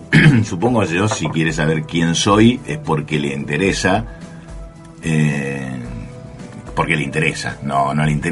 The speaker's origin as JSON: {"language": "Spanish", "town": "Bahía Blanca", "region": "Buenos Aires Province", "country": "Argentina", "tie": "born or raised there", "said": "yo soy de Bahía Blanca, nací en un, barrio como el de Villamitre"}